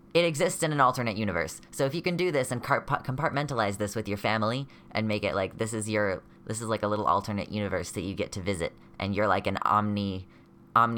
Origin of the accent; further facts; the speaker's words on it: United States; I'm from the America mainland